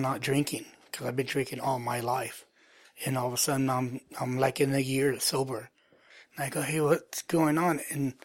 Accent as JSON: {"language": "English", "town": "Morgan Hill", "region": "California", "country": "United States", "tie": "born or raised there", "also_born_or_lived": "San Jose", "said": "I was born in San Jose, but I was raised in Morgan Hill."}